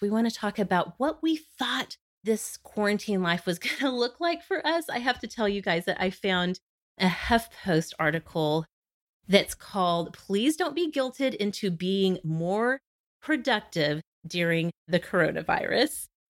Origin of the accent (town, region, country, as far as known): Oklahoma, United States; born or raised there